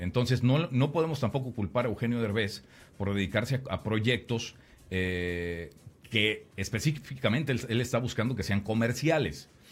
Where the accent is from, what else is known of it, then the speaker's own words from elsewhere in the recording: Mexico; como mexicano